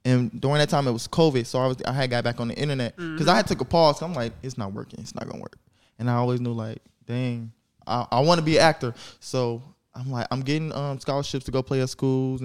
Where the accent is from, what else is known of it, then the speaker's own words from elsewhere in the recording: Carbondale, Illinois, United States; also born or lived in Chicago; I was born in Chicago, raised in like Carbondale